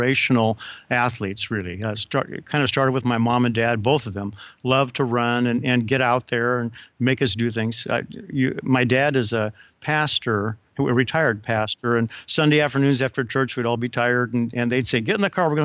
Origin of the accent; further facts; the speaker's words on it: the Northwest, Pacific Northwest, United States; I'm from the Northwest